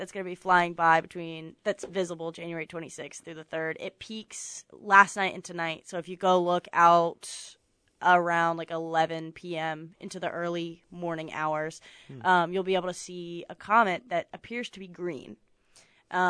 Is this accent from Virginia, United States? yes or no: yes; Southern Virginia, United States; moved away; Southern Virginia, like, 30 minutes from the border